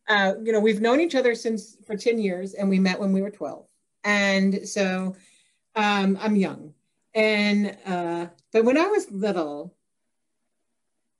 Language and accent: English; Kokomo, Indiana, United States; I was born and raised in Kokomo, Indiana, which is about 45 minutes north of Indianapolis